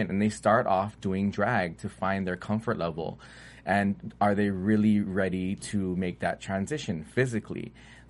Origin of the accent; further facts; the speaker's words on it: United States; I'm an American, born and raised